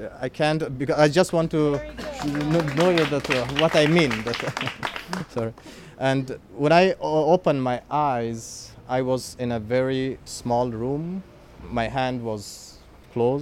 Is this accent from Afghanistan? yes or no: yes; Kabul, Afghanistan; English is a second language; moved away as an adult; now in Rome, Italy; I'm from Afghanistan, from Kabul. I'm born in Kabul. I had a very comfortable life there.